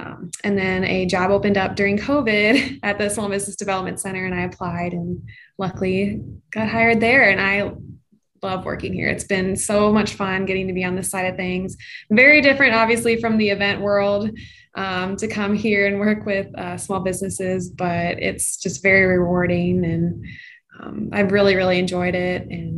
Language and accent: English; right outside Philadelphia, Pennsylvania, United States; moved away as an adult; now in Iowa, United States; So I'm actually originally from Pennsylvania, right outside Philadelphia, but my family is from Iowa. So I came to Iowa State University and graduated in 2013 with a degree in advertising.